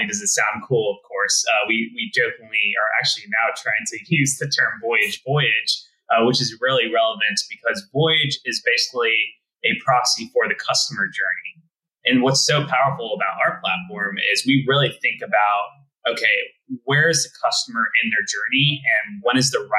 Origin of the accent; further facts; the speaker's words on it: Texas, United States; So I was born and bred in Texas